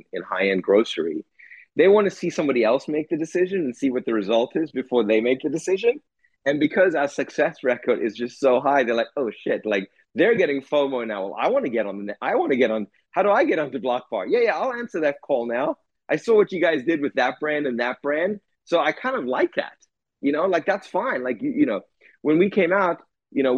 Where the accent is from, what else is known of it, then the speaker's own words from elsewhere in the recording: South Africa; growing up in South Africa